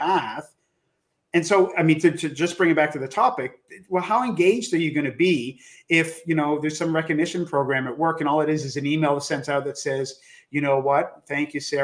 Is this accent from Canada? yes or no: yes; Canada; as a Canadian, we called it elementary school